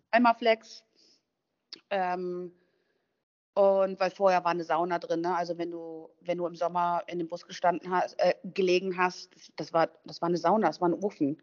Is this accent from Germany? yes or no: yes; Duisburg, North Rhine-Westphalia, Germany; moved away as an adult; also born or lived in Thuringia / Düsseldorf / Andalusia; now in Spain; In, in Duisburg bin ich in meiner Schulzeit, also als Kind, als Teenager groß geworden